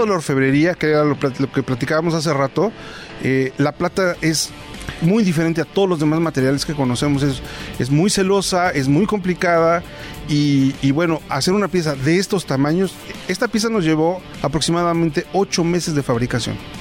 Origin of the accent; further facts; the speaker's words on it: San Juan Teotihuacán, State of Mexico, Mexico; Soy de San Juan Teotihuacán.